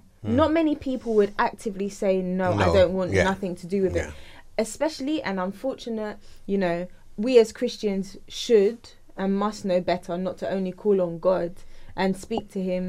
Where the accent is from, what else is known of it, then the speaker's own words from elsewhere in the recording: London, United Kingdom; accent: South London; with my South London accent.